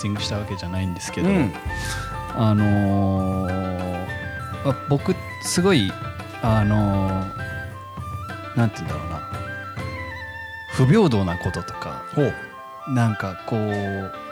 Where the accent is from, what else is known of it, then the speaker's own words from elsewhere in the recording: United States; 僕もね日系アメリカ人だから、アメリカ人は太鼓叩けないってもう何回言われたか分かんな